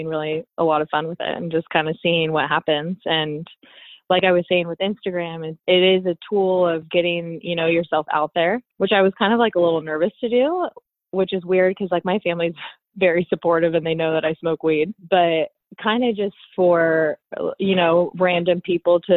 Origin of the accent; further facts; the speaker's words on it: Costa Mesa, California, United States; also born or lived in Irvine, California; I live here in Orange County in Irvine, born and raised in Costa Mesa